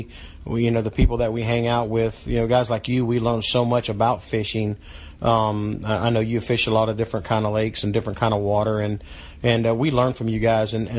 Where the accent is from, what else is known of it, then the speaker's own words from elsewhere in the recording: Daytona Beach, Florida, United States; my hometown, my home track, family there